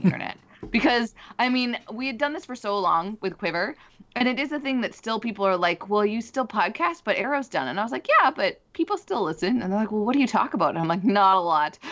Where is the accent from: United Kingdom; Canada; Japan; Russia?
Canada; I do like being Canadian